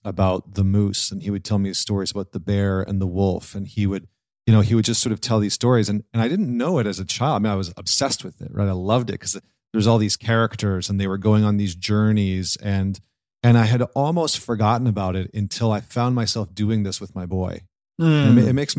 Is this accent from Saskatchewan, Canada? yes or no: yes; Saskatchewan, Canada; also born or lived in Scotland; I was born in Scotland, came to Canada, grew up in Saskatchewan, which is like the center of Canada, which there's not a lot of people there. There's not a lot going on. It's farmland.